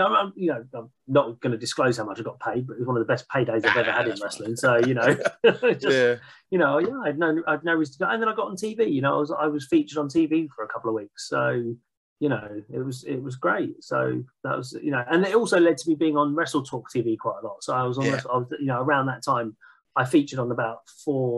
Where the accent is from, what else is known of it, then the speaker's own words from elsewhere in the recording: Hertfordshire, East of England, United Kingdom; I'm from Hertfordshire, which is, you know, just on the north of London